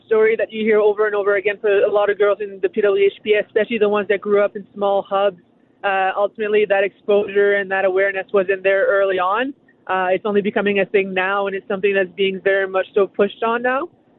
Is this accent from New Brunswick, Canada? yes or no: yes; New Brunswick, Canada; Given it was a small community, it was me and one teammate who was also a girl on the team.